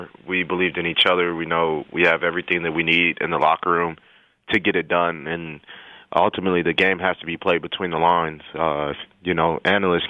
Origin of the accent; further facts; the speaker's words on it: El Paso, Texas, United States; moved away; I'm from El Paso, Texas, so I had a lot of family and friends and college teammates there as well